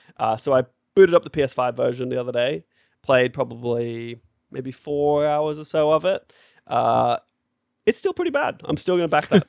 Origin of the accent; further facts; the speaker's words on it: Australia; 'cause we're Australian